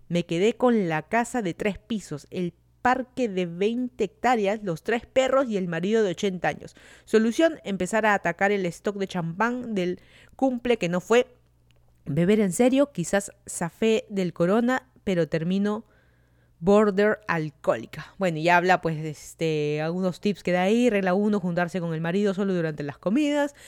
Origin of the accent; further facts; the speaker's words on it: Lima, Peru; moved away as an adult; also born or lived in Virginia, United States; now in Fairfax County, Virginia, United States; yo soy de Lima, Perú. Me mudé a Estados Unidos hace más de tres años